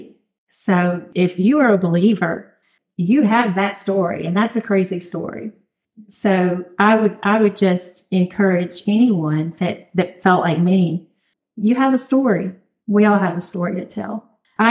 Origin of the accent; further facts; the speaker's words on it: Louisiana, United States; moved away as an adult; now in Oxford, Mississippi, United States; My husband and I are from Louisiana. We moved here from Louisiana